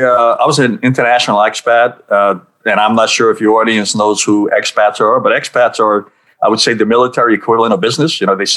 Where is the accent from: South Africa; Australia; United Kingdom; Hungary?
Hungary; Budapest; born there; accent: New York; also born or lived in New York; I was born in Budapest, then I lived many years in New York, so that's where I got my accent from.